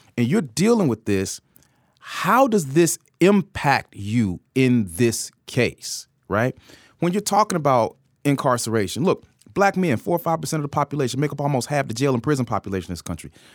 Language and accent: English; Atlanta, Georgia, United States; You know, Georgia's my home state. I'm an Atlanta native